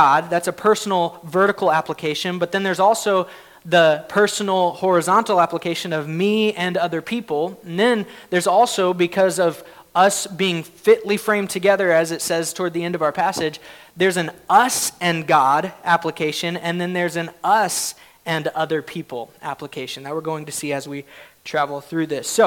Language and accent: English; Oklahoma, United States; I grew up in Oklahoma